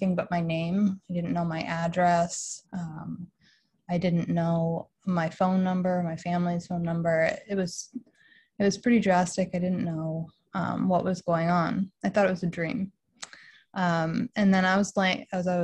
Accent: Western Massachusetts, United States; also born or lived in Boston; I am from Western Massachusetts

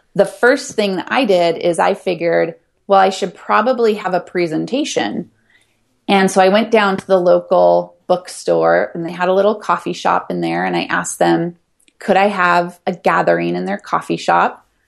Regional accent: Ashland, Oregon, United States; moved away; also born or lived in Hawaii; my hometown of Ashland, Oregon

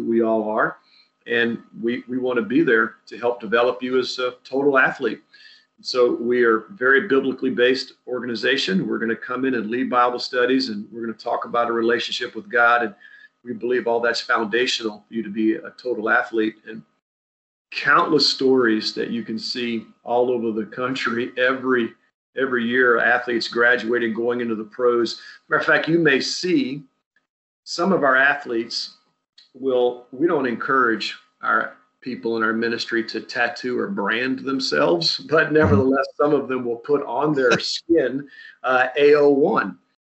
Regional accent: South Louisiana, United States; moved away as an adult; also born or lived in Southern California; I'm from a unique place

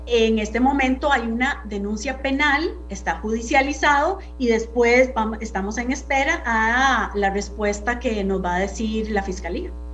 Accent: Costa Rica

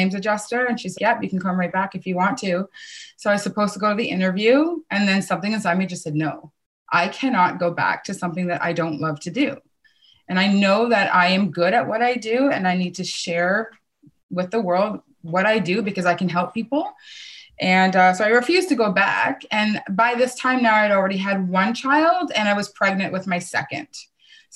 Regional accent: Kitchener, Ontario, Canada; I grew up right in my hometown in Kitchener.

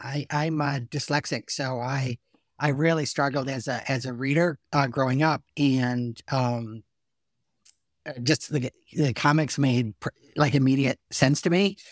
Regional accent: Salisbury, Connecticut, United States; I'm from Salisbury, Connecticut

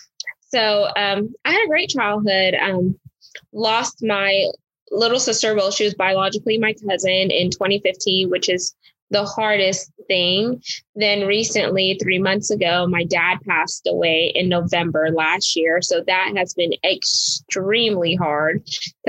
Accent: Houston, Texas, United States; I grew up in the Houston, Texas area

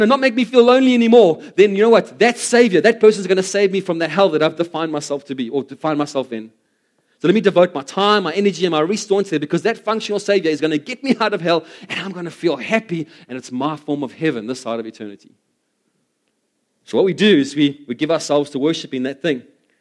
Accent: South Africa; as South African, especially South African males

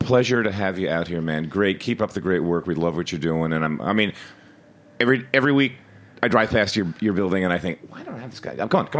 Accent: Philadelphia, Pennsylvania, United States; now in New York, United States; I grew up in West Philly.

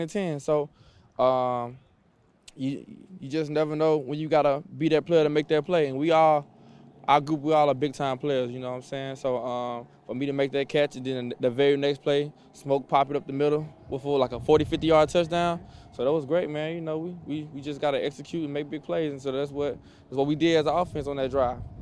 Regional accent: Mississippi, United States; moved away as an adult; also born or lived in Illinois / Minnesota / Cleveland; I'm from Mississippi

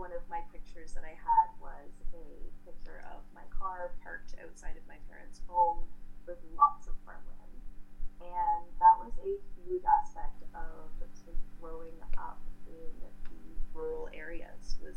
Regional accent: Brantford, Ontario, Canada; moved away as an adult; I grew up in the Brant County area, and then I went to high school in Brantford, and then I moved away for university

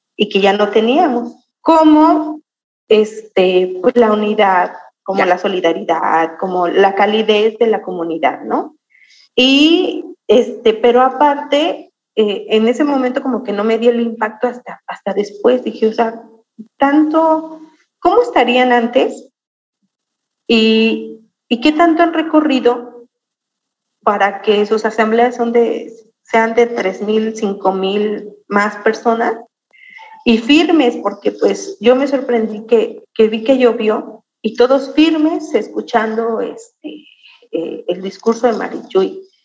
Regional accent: Santiago Mezquititlán, Querétaro, Mexico; soy originaria de Santiago Mezquititlán

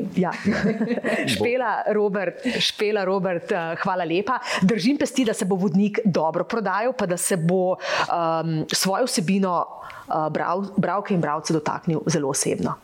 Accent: Slovenia; smo Slovenci

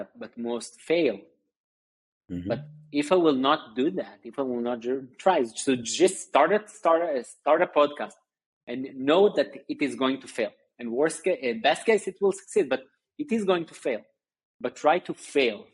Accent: Tel Aviv, Tel Aviv District, Israel; also born or lived in Sunnyvale, California; I basically grew up in Israel, in Tel Aviv

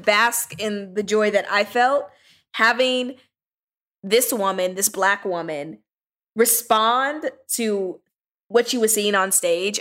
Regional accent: Southern California, United States; now in Washington, D.C., United States; I'm from California, Southern California, and sort of the neighborhood that I grew up

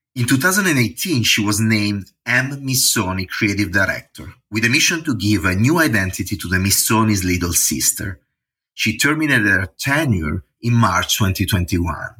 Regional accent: Varese, Lombardy, Italy; I come from the same city in the north of Italy, from Varese

